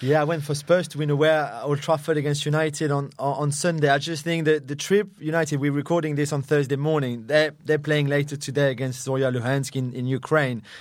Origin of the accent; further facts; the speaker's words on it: France; moved away; in our country, in France